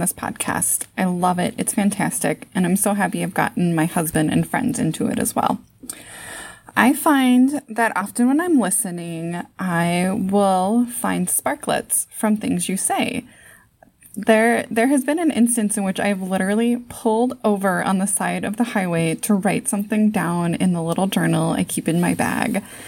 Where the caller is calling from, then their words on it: Saint Paul, Minnesota, United States; I'm calling from Saint Paul, Minnesota.